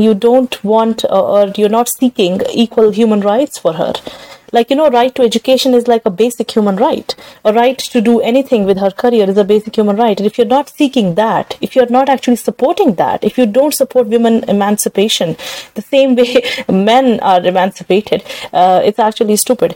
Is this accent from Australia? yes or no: no; Srinagar, Jammu and Kashmir, India; now in San Francisco, United States; I'm from Srinagar, Kashmir.